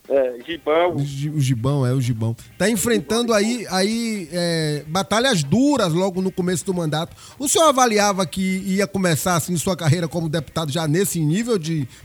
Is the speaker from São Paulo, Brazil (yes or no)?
no; Ilhéus, Bahia, Brazil; É minha terra, terra natal